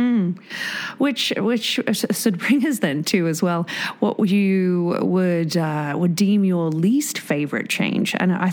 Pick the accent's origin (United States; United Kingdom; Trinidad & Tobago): United Kingdom; moved away as an adult; also born or lived in New Zealand; now in Whistler, Canada; just a Brit with a visa